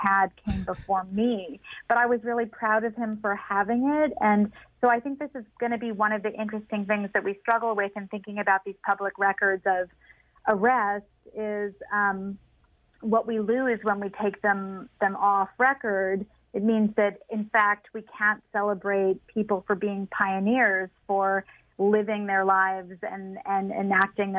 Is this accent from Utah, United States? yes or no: no; Los Angeles, California, United States; moved away; I grew up in Los Angeles, and I'm a dual citizen